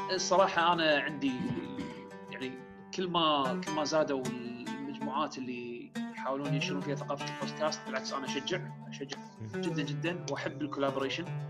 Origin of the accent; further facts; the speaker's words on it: Kuwait; عندنا بالكويت